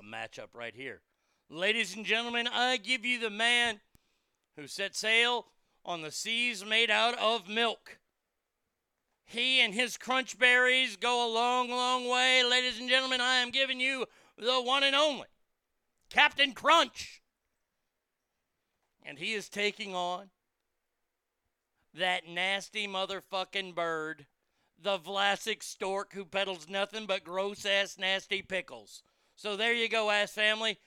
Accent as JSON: {"language": "English", "region": "Texas", "country": "United States", "said": "I love being a Texan."}